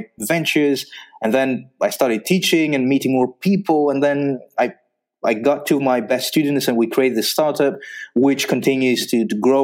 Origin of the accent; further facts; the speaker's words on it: Greece; moved away as an adult; also born or lived in Belgium; So I'm from Greece